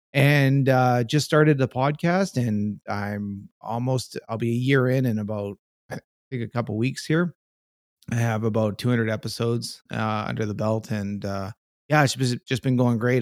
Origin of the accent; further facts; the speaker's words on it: Canada; being a Canadian